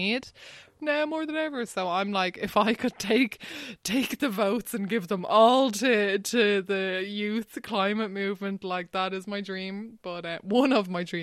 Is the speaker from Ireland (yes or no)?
yes; Wexford, Leinster, Ireland; I grew up in Wexford, and thankfully we've loads of beautiful beaches there